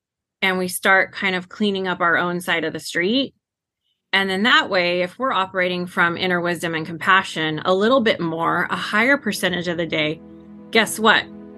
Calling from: Clovis, California, United States; I am based out of Central California, a little town called Clovis.

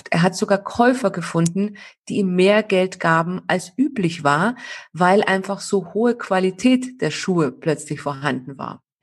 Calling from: Munich, Bavaria, Germany; Ich bin aus München zugeschaltet.

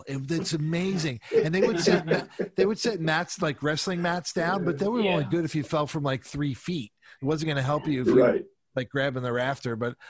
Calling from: Portland, Oregon, United States; I'm calling from Portland, Oregon, where I'm the only one apparently who's not under a foot of snow.

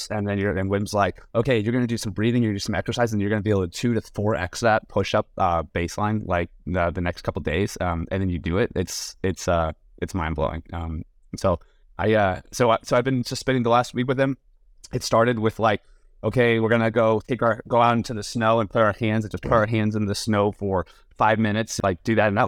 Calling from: San Francisco, California, United States; And I'm currently in San Francisco, but I'm a little tired.

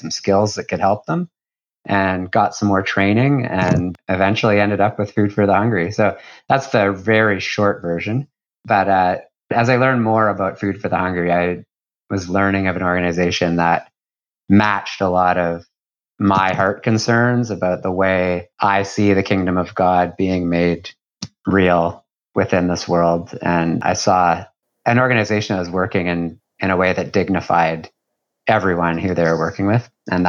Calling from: Dartmouth, Nova Scotia, Canada; I am joining you from Dartmouth, Nova Scotia, which is just across the harbor from Halifax.

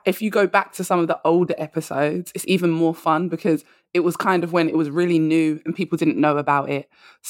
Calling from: London, United Kingdom; I am. I'm all the way in London. So hopefully your listeners can get with my accent.

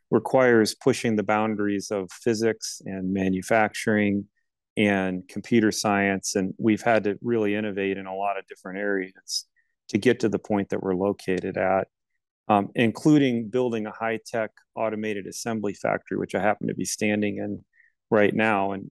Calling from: Lafayette, Indiana, United States; I'm coming today from Lafayette, Indiana, at our corporate headquarters and factory uh, near Purdue University.

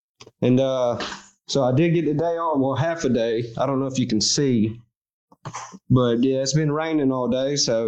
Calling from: North Carolina, United States; North Carolina.

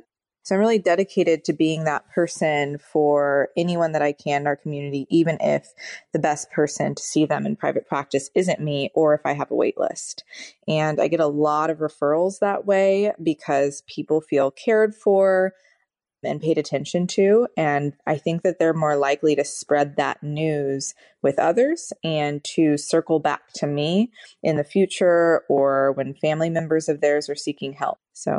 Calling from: San Luis Obispo, California, United States; I'm joining you from San Luis Obispo, California.

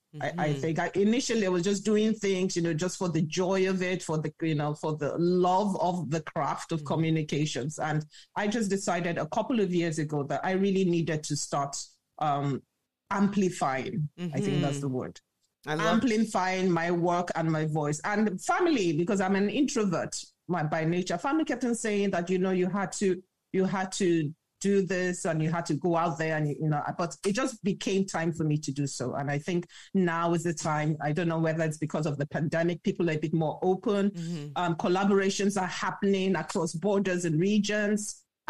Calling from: Lagos, Nigeria; Lagos, Nigeria.

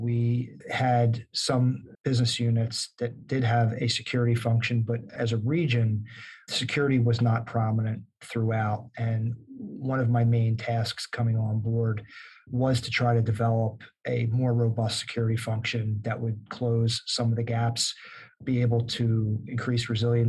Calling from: Newark, New Jersey, United States; I'm in beautiful Newark, New Jersey, and my office overlooks a major highway that runs through the city

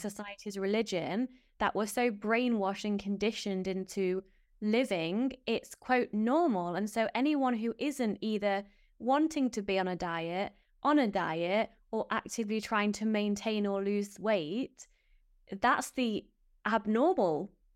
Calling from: Netherlands; I'm calling in from the Netherlands

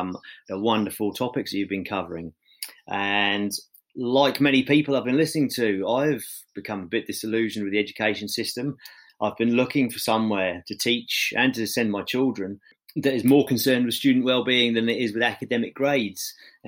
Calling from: Sweden; I'm calling you from Sweden, where I currently live and teach.

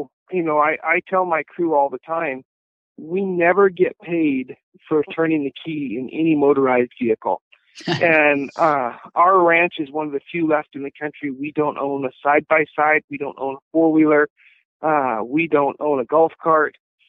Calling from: Wyoming, United States; Actually, I'm at home on the ranch in north central Wyoming, just enjoying some beautiful springtime weather.

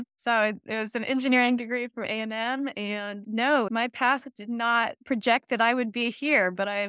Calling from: Woodbridge, Virginia, United States; Today, I'm joining you from Woodbridge, Virginia.

